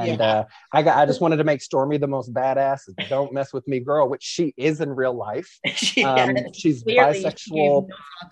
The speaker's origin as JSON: {"language": "English", "region": "Kentucky", "country": "United States", "said": "I'm from Kentucky. Like, I only know Kentucky things."}